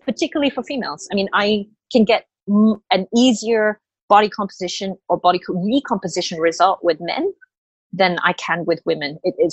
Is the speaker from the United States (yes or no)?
no; Australia; moved away as an adult; also born or lived in Malaysia; now in Hong Kong; I grew up in Australia